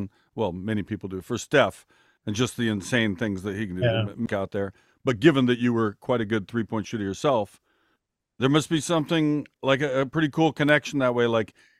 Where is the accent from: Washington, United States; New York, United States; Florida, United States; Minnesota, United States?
Washington, United States; Seattle; I grew up in Seattle.